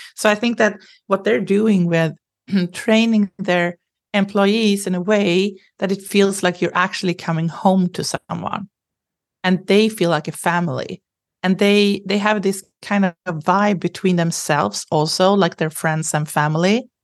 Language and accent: English; Sweden; I grew up in Sweden